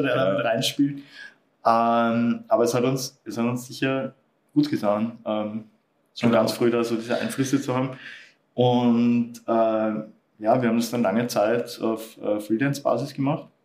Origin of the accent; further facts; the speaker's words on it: Austria; bei uns in Österreich